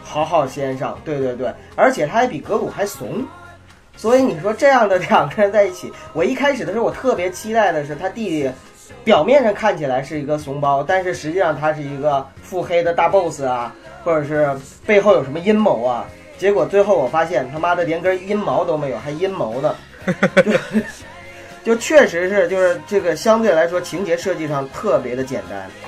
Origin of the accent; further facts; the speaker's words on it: China; 我们中国人